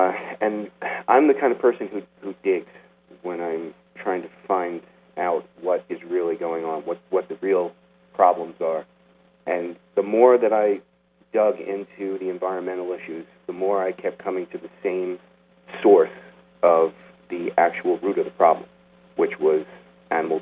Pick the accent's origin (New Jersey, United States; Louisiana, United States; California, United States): New Jersey, United States; not far from New York City; I actually grew up not far from New York City in New Jersey, just across the river